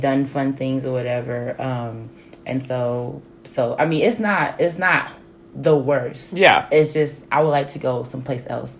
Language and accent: English; Dallas, Texas, United States; I grew up in Dallas, Texas